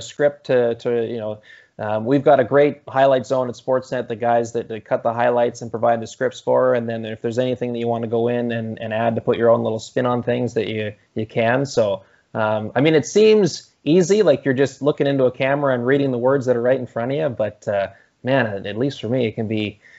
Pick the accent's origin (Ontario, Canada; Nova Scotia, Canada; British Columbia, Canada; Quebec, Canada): British Columbia, Canada; Campbell River; my hometown of Campbell River over on Vancouver Island